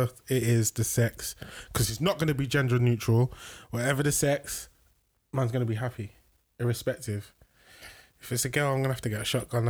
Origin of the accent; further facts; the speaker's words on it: London, United Kingdom; growing up in South London